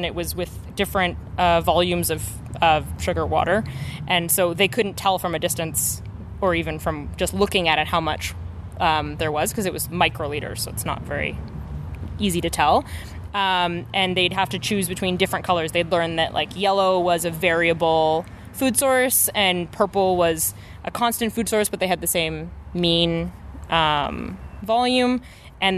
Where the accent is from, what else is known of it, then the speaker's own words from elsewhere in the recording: Calgary, Alberta, Canada; also born or lived in Guelph, Ontario; now in Regina, Canada; Calgary, originally